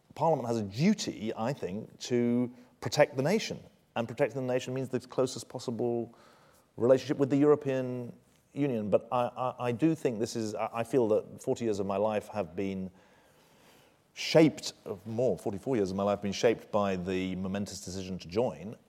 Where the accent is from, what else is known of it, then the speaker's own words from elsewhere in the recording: United Kingdom; moved away; I'm, uh, as British and patriotically British as I've ever been